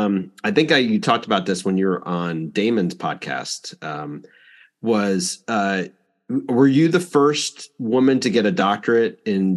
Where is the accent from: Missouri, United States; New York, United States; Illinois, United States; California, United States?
New York, United States; Long Island; moved away; also born or lived in North Carolina; So I grew up in on Long Island. So I went to school in North Carolina in multiple places